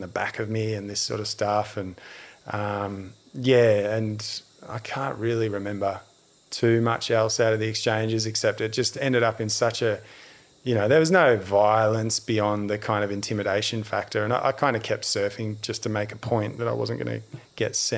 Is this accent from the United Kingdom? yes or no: no; Australia; I was from Australia